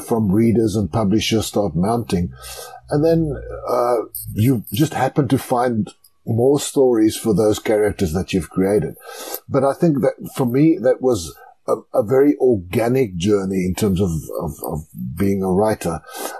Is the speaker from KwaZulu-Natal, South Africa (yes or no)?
no; Klerksdorp, North West, South Africa; I grew up in Klerksdorp in the Northwest Province.